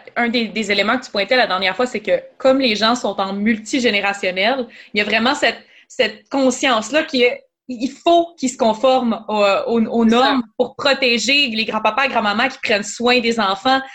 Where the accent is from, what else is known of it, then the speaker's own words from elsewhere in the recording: Quebec, Canada; en tant que Québécois